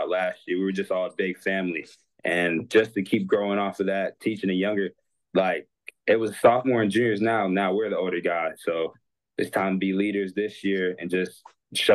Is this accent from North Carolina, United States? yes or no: yes; Greensboro, North Carolina, United States; I'm from Greensboro, North Carolina, and I've just grown around it.